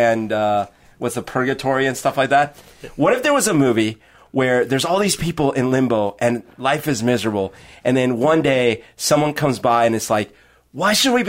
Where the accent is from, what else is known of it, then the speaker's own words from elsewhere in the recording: Colombia; now in Seattle, United States; I was born in Colombia, and I, you know, my family and friends are still there. And I left. I left to come here, and I start a new life